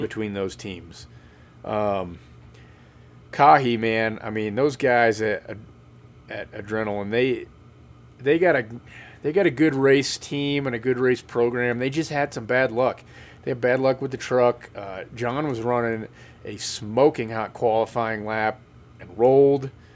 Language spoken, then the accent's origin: English; Kansas, United States; I'm from Kansas